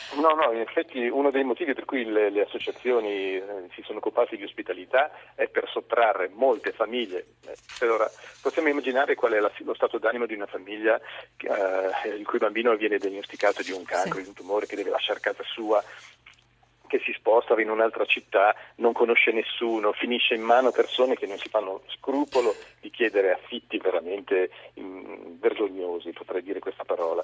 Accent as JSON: {"language": "Italian", "town": "Genoa", "region": "Liguria", "country": "Italy", "said": "io sono genovese"}